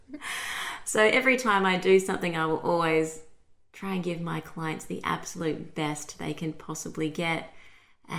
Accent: Brisbane, Queensland, Australia; I'm from Brisbane, Australia

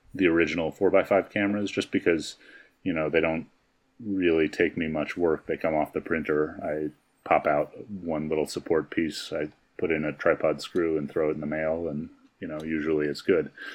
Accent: New York, United States; now in Albuquerque, United States; I grew up in New York

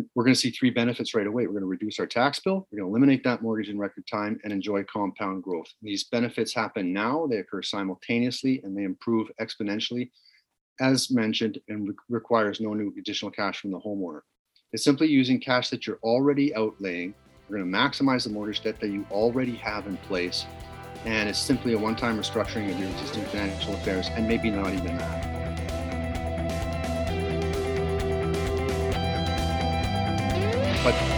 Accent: Canada

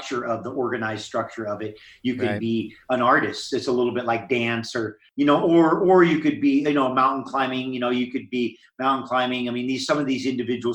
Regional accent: Hawaii, United States; I grew up in Hawaii and was in the ocean from not far after I could walk.

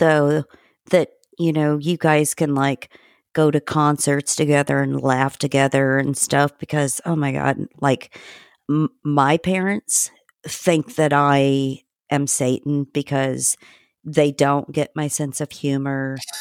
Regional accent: Indiana, United States; I grew up in Indiana

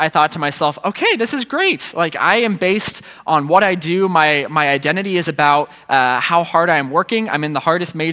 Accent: Centerville, Ohio, United States; moved away as an adult; I grew up in the Centerville, and I went to Centerville City Schools growing up.

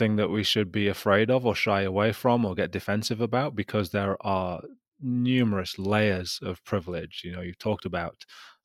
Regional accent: Gateshead, North East England, United Kingdom; I'm still from Gateshead

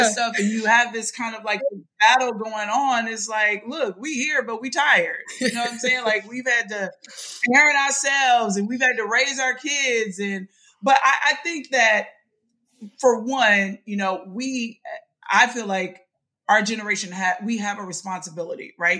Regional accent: Mississippi, United States; I grew up in Mississippi.

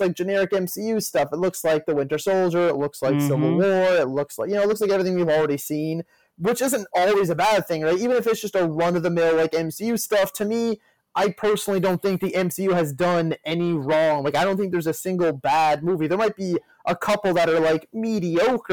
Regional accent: Canada; being Canadian

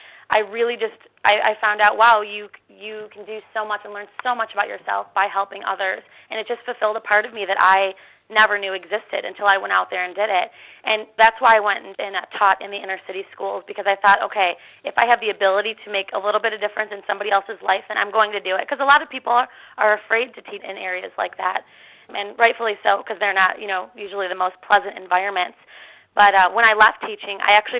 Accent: Chicago, Illinois, United States; moved away as an adult; now in Nashville, United States; the summer that we have here in Chicago

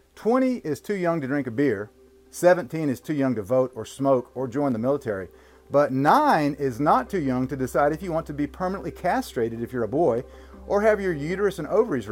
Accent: Dallas, Texas, United States; also born or lived in Waco; That video was taken in my hometown, Dallas. Gross. And right down I-35 in Waco, where I went to college at Baylor

